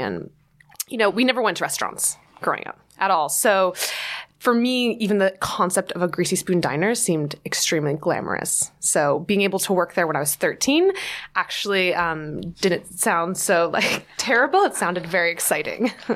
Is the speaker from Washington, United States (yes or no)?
no; New Jersey, United States; moved away as an adult; now in New York City, United States; growing up in New Jersey, of course, I always pined for the big city across the river.